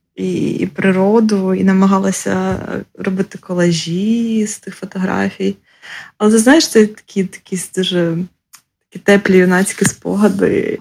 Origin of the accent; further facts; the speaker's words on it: Ukraine; also born or lived in Lviv / Zhytomyr; now in Kyiv, Ukraine; Народилася в селі, виросла в місті на 30 тисяч, потім жила у Львові, Житомирі, Києві